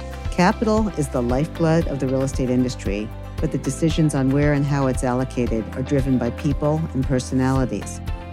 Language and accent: English; New York City, New York, United States; I understand we're both born and bred New Yorkers